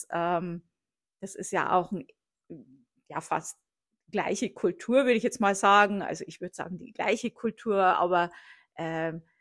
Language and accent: German; Bavaria, Germany; wenn mich jemand gefragt hat, wo ich herkomme, habe ich gesagt, ich komme aus Bayern. Äh, habe das dann irgendwann auf Deutschland geändert